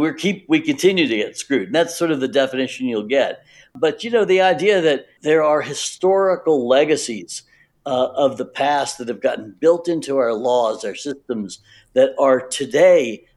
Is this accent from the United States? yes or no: yes; the South, United States; I grew up in the South